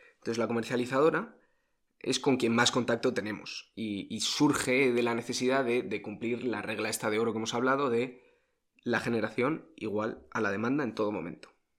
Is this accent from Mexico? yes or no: no; Spain; los españoles